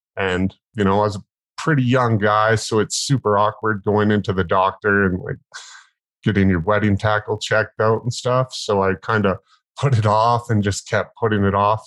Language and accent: English; northern British Columbia, Canada; I was born in the Bangor Wilds of northern BC, Canada, um, like way the hell and gone out in the bush.